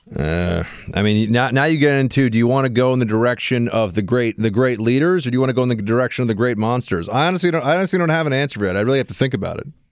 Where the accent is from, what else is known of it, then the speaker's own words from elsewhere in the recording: New York City, New York, United States; somebody growing up in New York City